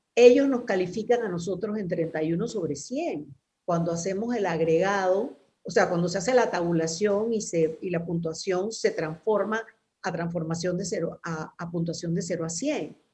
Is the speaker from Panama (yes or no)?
yes; Panama